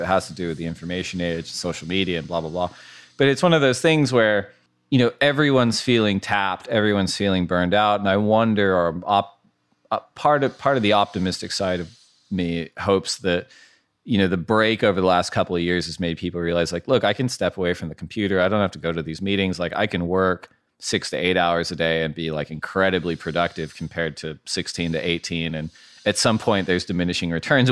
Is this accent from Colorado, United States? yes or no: no; Orange County, Southern California, United States; also born or lived in Santa Barbara; now in Ventura, United States; I grew up in Southern California most of my life. Yeah. Um, Orange County, then went to school in Santa Barbara